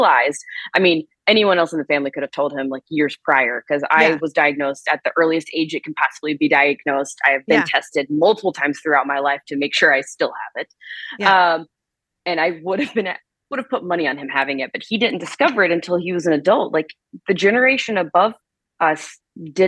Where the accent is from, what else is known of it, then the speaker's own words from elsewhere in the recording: South Carolina, United States; now in Arizona, United States; I grew up in South Carolina